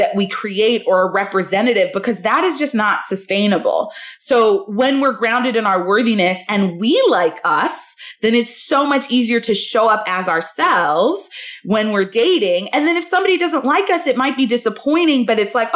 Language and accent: English; Southern California, United States; now in Chicago, United States; so we live in Chicago. I'm from Southern California